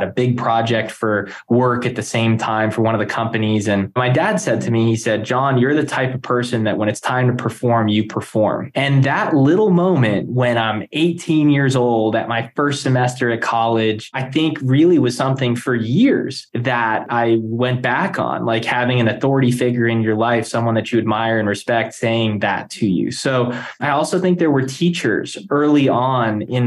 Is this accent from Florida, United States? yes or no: yes; Palm Beach Gardens, Florida, United States; growing up in South Florida, you know, Palm Beach Gardens